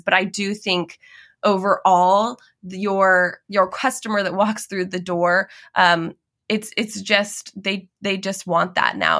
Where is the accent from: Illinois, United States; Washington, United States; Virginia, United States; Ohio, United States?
Washington, United States; now in Oregon, United States; I grew up in Washington, just, you know, a border away, a state away